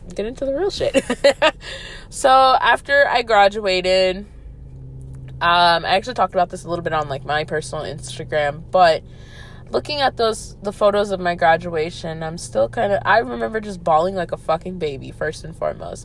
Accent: Atlanta, Georgia, United States; I grew up right outside of Atlanta um pretty much my whole life.

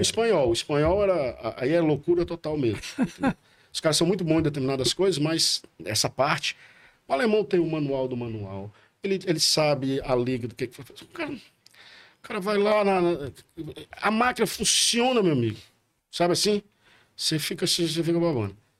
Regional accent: Porto Alegre, Rio Grande do Sul, Brazil; moved away; eu nasci em Porto Alegre, minha mãe era gaúcha, nasci em Porto Alegre

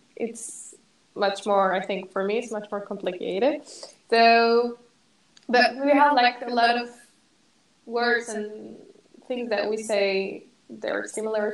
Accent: Morocco; English is a second language; moved away; I'm from Morocco

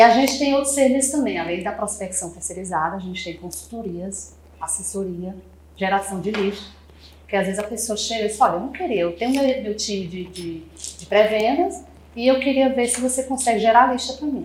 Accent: Fortaleza, Ceará, Brazil; moved away as an adult; a gente é do Ceará, né? Se vocês não sabem, sou de Fortaleza. Há seis anos que eu estou nessa cidade maravilhosa, não volto mais

